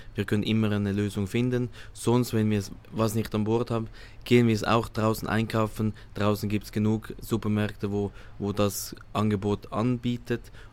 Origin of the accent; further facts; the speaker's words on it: Switzerland; moved away as an adult; ich komme aus der Schweiz